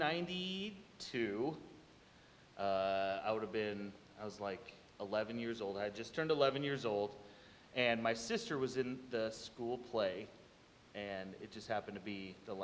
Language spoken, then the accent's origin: English; Des Moines, Iowa, United States; I'm from Iowa, but my dad's from Kentucky, so he brainwashed me when I was real little to be a Kentucky basketball fan. And I remember in Des Moines